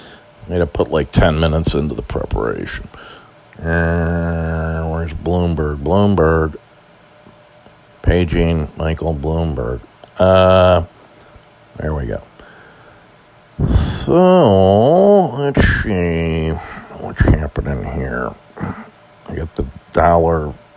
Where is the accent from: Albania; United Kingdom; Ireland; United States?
Ireland; As an Irishman, always like to see the green.